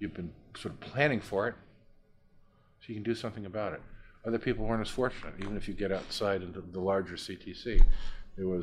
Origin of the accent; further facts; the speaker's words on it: United States; I'm an American